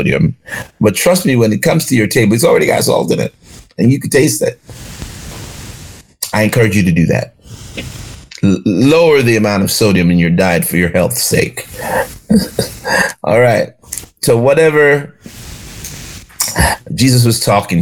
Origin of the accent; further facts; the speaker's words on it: Jamaica; now in Charlotte, United States; When I grew up in Jamaica